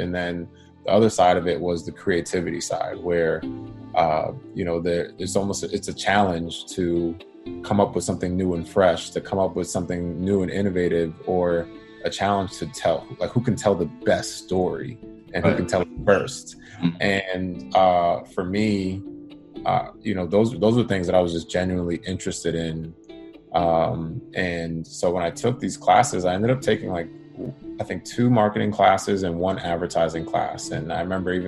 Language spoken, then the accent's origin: English; Boston, Massachusetts, United States; moved away as an adult; now in Los Angeles, United States; born and raised in Boston. My family is from Jamaica, first generation. And I live in LA now